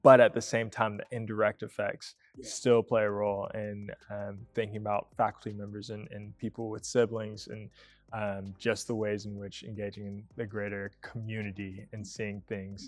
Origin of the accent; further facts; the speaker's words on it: Atlanta, Georgia, United States; moved away as an adult; also born or lived in Tennessee; now in Newberg, United States; growing up in Atlanta